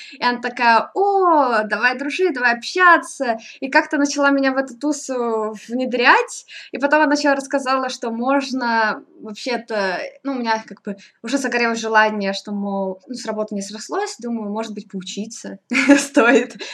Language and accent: Russian; Novosibirsk, Novosibirsk Oblast, Russia; moved away as an adult; now in Moscow, Russia; Я вообще из Новосибирска была. М, а, в принципе, из Сибири